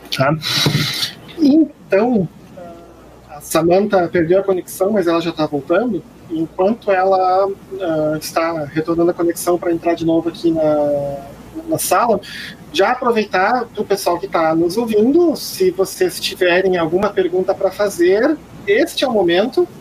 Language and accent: Portuguese; Brazil